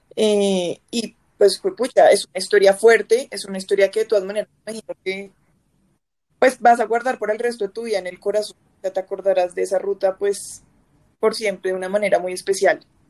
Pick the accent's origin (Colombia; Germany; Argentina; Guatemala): Colombia; Bogotá; nosotros los, bogotanos y los colombianos en general